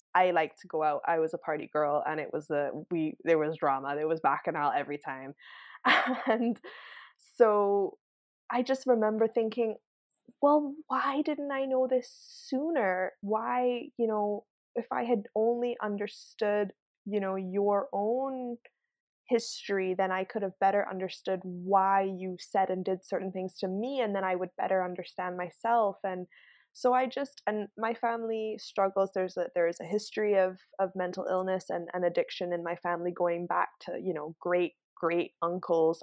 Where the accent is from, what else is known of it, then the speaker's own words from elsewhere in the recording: Barbados; moved away as an adult; now in Vancouver, Canada; I grew up in Barbados. Um, I moved to Canada when I was eighteen for university and ended up, uh, just settling here